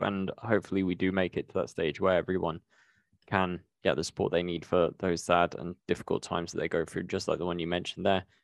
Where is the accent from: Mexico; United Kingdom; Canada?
United Kingdom; being British myself